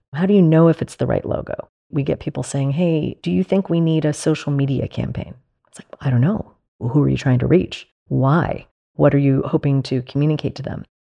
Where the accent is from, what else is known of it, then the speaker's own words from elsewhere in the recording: Mamaroneck, New York, United States; I grew up in Mamaroneck, which is on the Long Island Sound, just north of the city